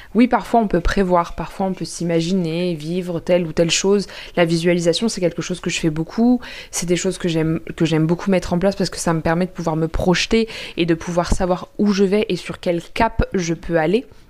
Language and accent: French; Paris, Île-de-France, France; je suis parisienne